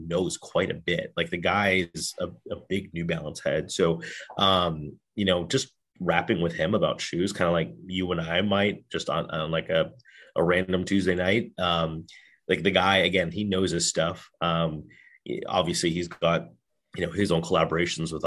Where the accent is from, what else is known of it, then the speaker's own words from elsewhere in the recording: Chicago, Illinois, United States; he hails from Chicago just like